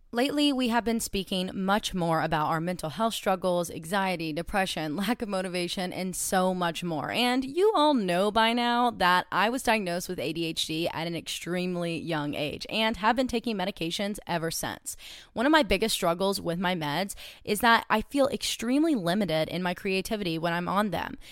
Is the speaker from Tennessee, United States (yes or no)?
yes; Cleveland, Tennessee, United States; I grew up in Cleveland, Tennessee